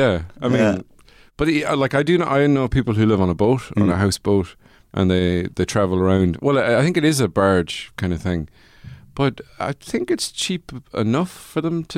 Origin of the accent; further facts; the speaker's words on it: Offaly, Leinster, Ireland; also born or lived in New Zealand; I was born in New Zealand, raised in Offaly